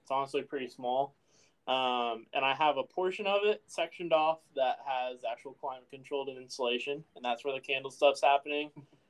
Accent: Oakey, Midwest, United States; I think growing up in Oakey, I was always kind of not peeved

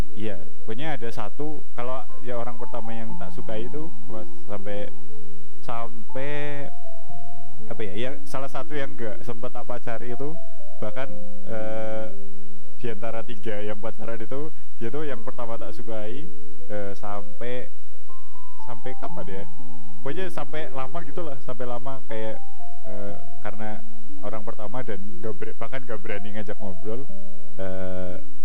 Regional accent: Banyumas, Central Java, Indonesia; also born or lived in Purwokerto; saya kan dari Banyumas nah, Banyumas itu uh, waktu di SMP Banyumas terus SMA akhirnya pindah ke SMA di Purwokerto

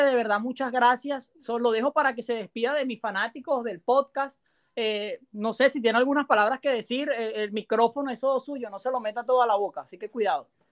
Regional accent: Venezuela; now in United States; yo como venezolano

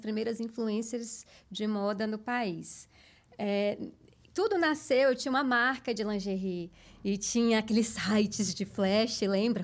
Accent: Barreiras, Bahia, Brazil; moved away as an adult; also born or lived in Salvador; now in São Paulo, Brazil; eu sou do interior do interior da Bahia, de uma cidade é, muito forte no agronegócio, chamada Barreiras Bahia

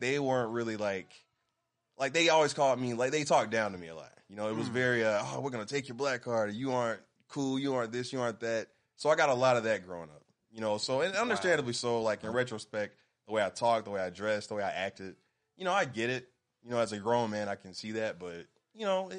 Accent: Birmingham, Alabama, United States; I've lived here my entire life, born and raised in Birmingham, Alabama.

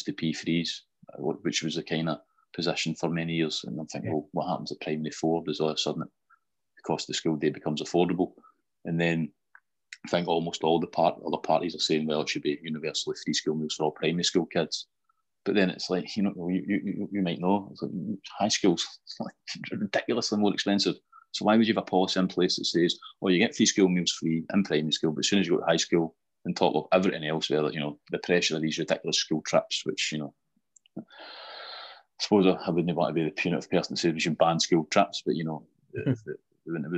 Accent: Greenock, Scotland, United Kingdom; also born or lived in Alexandria; I'd have been four when we moved back over to Greenock

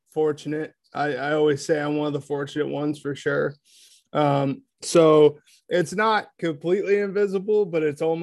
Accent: Ohio, United States; Grew up on a farm in a small town in Ohio

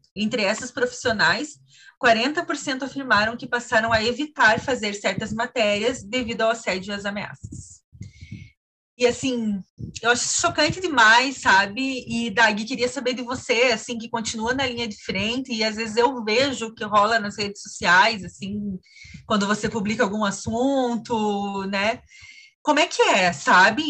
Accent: Santa Cecília, Santa Catarina, Brazil; moved away; eu fui para Santa Cecília no Natal, né, lá na minha cidade

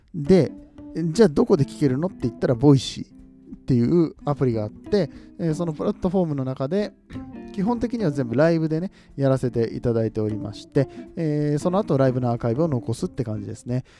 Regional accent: Nagoya, Aichi, Japan; accent: Nagoya-ben; 名古屋出身

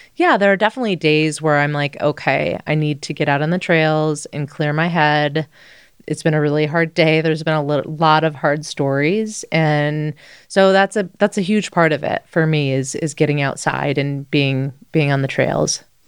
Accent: Midwest, United States; now in Boulder, United States; I grew up in the Midwest

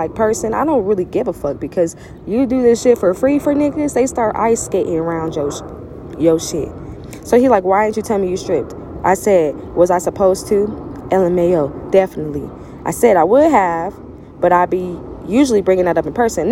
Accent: Louisiana, United States; I'm from Louisiana

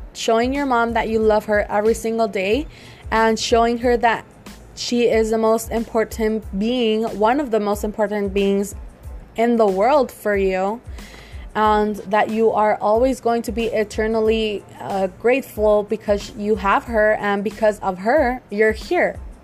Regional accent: Mexico; I'm from Mexico

